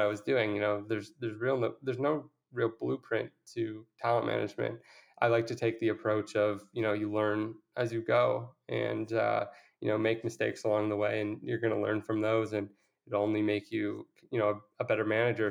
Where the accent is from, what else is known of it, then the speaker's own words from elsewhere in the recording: Toronto, Ontario, Canada; I was from Toronto